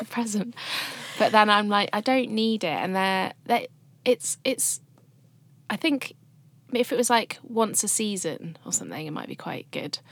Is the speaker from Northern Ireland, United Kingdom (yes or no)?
no; Shrewsbury, West Midlands, United Kingdom; my hometown, Shrewsbury